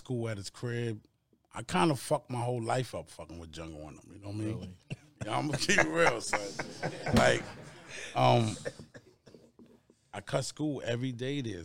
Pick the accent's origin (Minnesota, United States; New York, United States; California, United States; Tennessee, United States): New York, United States; New York City; growing up in Queensbridge